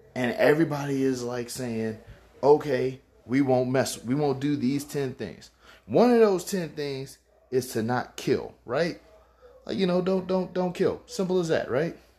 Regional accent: Baton Rouge, Louisiana, United States; Baton Rouge, Louisiana. I love it. It's my hometown.

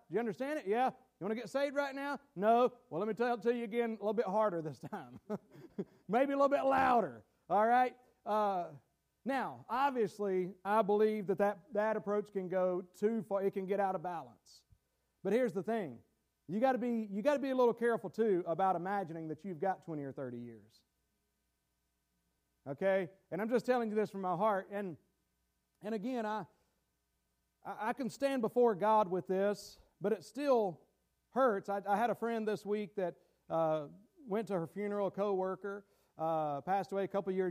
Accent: North Carolina, United States; I was born and raised in North Carolina

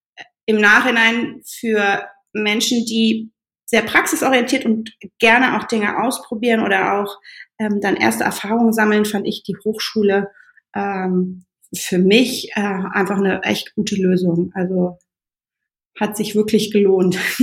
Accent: Germany; moved away as an adult; also born or lived in Berlin; Gebürtig komme ich aus, äh, aus dem Rheinland

